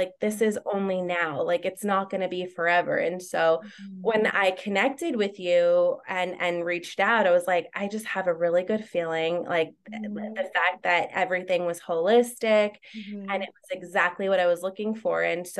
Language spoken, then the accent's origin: English; New Jersey, United States; now in Long Island, United States; Like, I'm from New Jersey and we moved to Long Island and everything happened so fast.